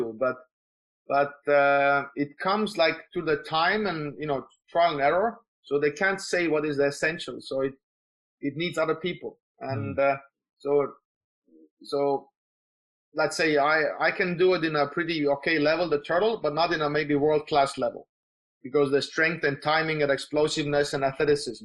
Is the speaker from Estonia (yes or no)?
yes; Tallinn, Harju County, Estonia; I'm from Estonia, so in Tallinn.